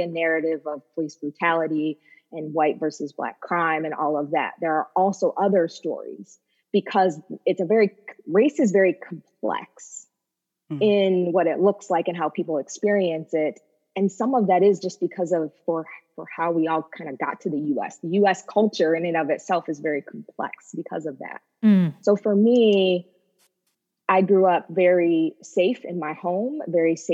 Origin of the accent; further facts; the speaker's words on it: upstate New York, United States; I grew up in white suburbia in upstate New York